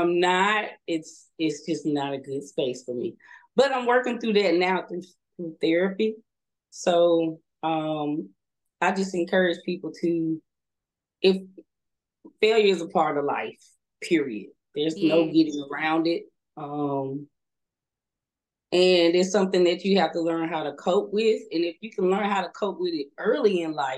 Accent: Alabama, United States; moved away as an adult; Being fresh from the country, because I'm from the country, I'm from Alabama. We didn't have a lot of people living close to us. We didn't interact with a lot of people outside of my town

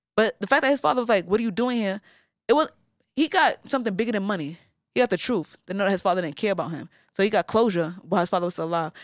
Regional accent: New York City, New York, United States; now in Brooklyn, United States; I'm from the Bronx

